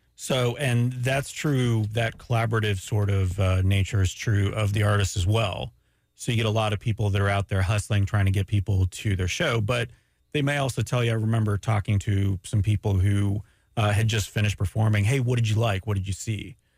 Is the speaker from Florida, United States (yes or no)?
yes; Daytona Beach, Florida, United States; also born or lived in Montreal, Canada; raised in Daytona Beach, Florida.